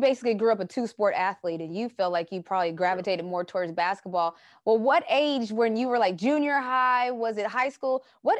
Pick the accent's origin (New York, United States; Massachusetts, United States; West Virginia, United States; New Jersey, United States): West Virginia, United States; moved away as an adult; I came from West Virginia, and so I'm small town, small city